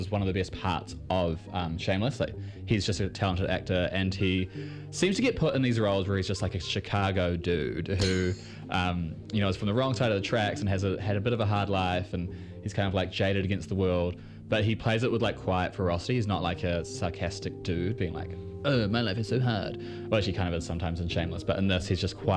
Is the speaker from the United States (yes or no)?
no; New Zealand; accent: Kiwi; I've got that weird Kiwi thickness